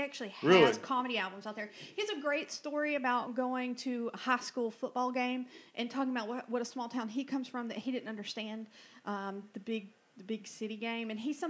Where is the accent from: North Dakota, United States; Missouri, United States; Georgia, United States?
Georgia, United States; Rome; I was born in Floyd Hospital.